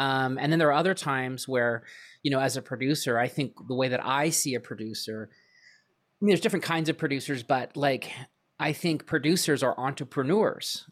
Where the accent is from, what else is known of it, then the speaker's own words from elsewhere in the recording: Vancouver, British Columbia, Canada; moved away; originally I'm from Vancouver, Canada. Uh, that's where I kinda got my start